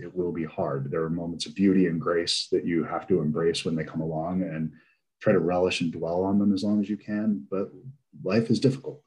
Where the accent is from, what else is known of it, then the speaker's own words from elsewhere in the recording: Delaware, United States; I was raised in Delaware.